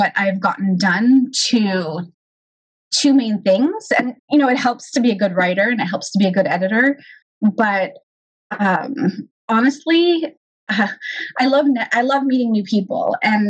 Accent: Los Angeles, California, United States; first language Hebrew; English is a second language; now in Northern California, United States; it was really very much a first generation experience growing up in Los Angeles.

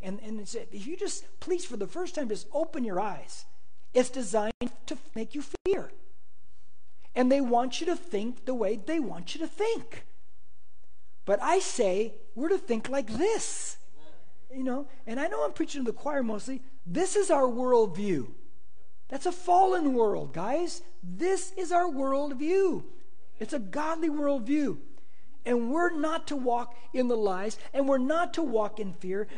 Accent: United States; I'm an American

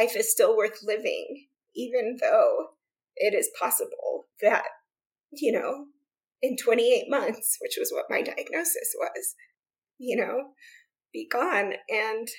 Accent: Central Florida, United States; moved away as an adult; now in Idaho, United States; growing up in Florida

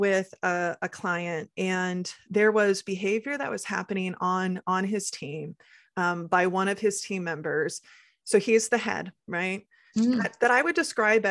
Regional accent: Midwest, United States; I come from generations, especially growing up in the Midwest and, you know, our Midwest nice

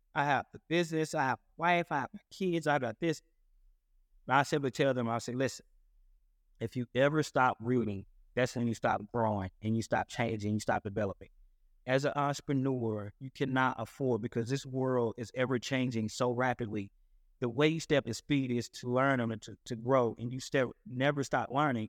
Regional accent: Paris, Texas, United States; I'm originally from Paris, Texas

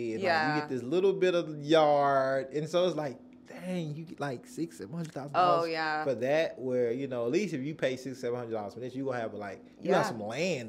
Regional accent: the South, United States; now in San Diego, United States; And I'm from the South.

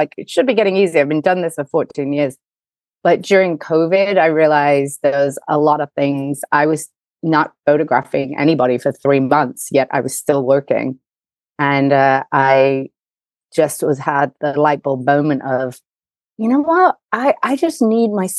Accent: England, United Kingdom; accent: English; moved away as an adult; also born or lived in Chicago, United States; now in New York, United States; I'm English, but I live in America. I'm actually an American with an English accent. My mom's English and my dad's American. Spent every summer over here, and I just came right out of undergraduate school knowing I wanted to be here

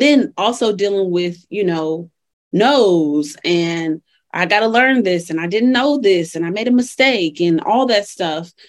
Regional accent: Chicago, Illinois, United States; moved away as an adult; now in Colorado, United States; so I'm originally from Chicago, which I rep forever. I've been in Colorado though for 10 years.

